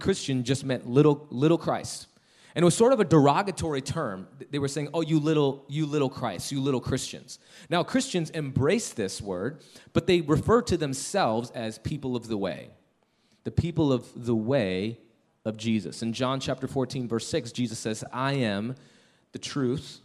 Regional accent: Chicago, Illinois, United States; now in Denver, United States; We're originally from Chicago, but we live in Denver, Colorado

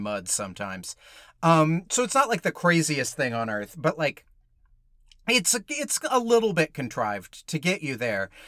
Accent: Georgia, United States; I grew up in Georgia

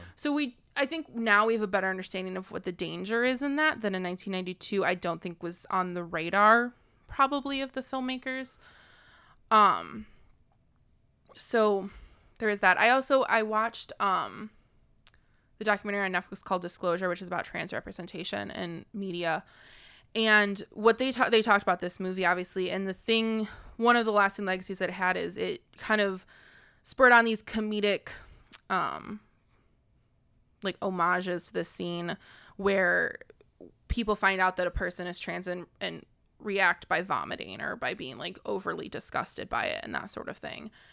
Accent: United States; as an American

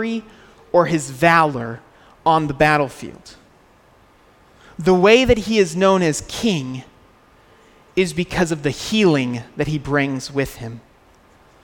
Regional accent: United States; moved away

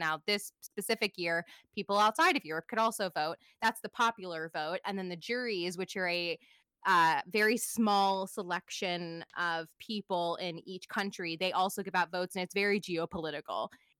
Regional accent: United States; I'm an American

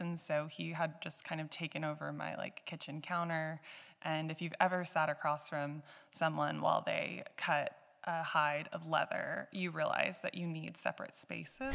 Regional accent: Georgetown, Texas, United States; also born or lived in Canada; now in Johnson City, United States; I've, I've grown up in Central Texas, um, as, as Seth, and we met back in our hometown of Georgetown

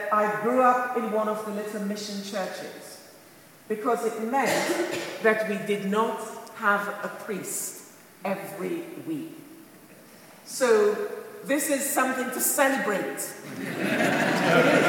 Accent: Montego Bay, Saint James, Jamaica; now in United Kingdom; born and brought up in Montego Bay, Jamaica

